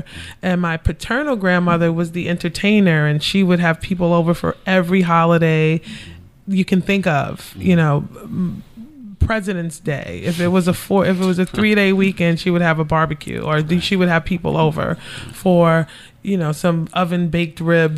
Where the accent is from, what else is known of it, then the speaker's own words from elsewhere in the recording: Savannah, Georgia, United States; also born or lived in New York City; I was born in New York City, and so was my brother. And I think after he was born, she wanted to be closer to family. So we lived in Savannah for about five, six years.